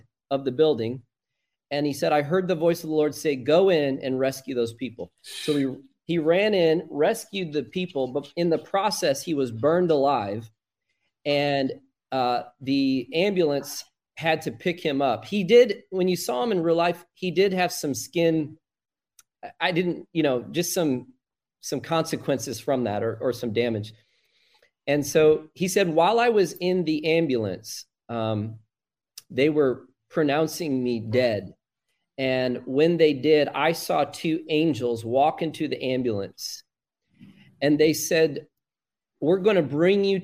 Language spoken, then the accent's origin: English; Illinois, United States; moved away; I went back to my home state at the time in Illinois